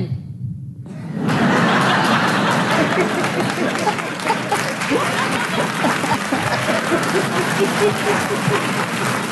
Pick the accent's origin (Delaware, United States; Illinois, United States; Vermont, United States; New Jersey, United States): Illinois, United States; Chicago; I grew up in Chicago.